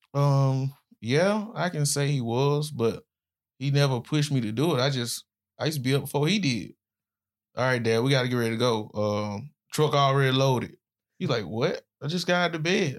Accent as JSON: {"language": "English", "town": "Birmingham", "region": "Alabama", "country": "United States", "tie": "born or raised there", "also_born_or_lived": "Florida", "moved": "as an adult", "said": "I was born in Birmingham, Alabama, not far from where we at now. So, I grew up in pretty much rough neighborhood"}